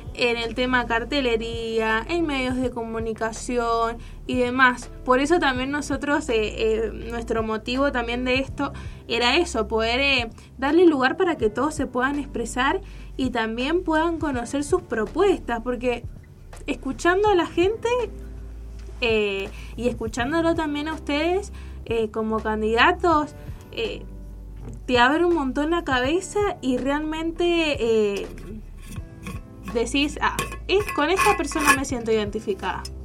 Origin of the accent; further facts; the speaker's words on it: Tunuyán, Mendoza, Argentina; yo soy de Tunuyán